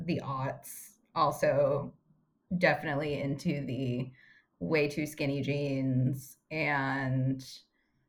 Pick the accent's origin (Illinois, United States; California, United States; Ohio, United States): Ohio, United States; moved away; back at home in Ohio